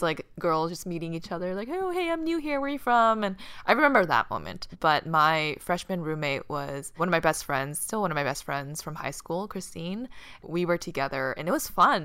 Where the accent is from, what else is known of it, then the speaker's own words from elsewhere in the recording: Boston, Massachusetts, United States; moved away as an adult; I grew up in Boston.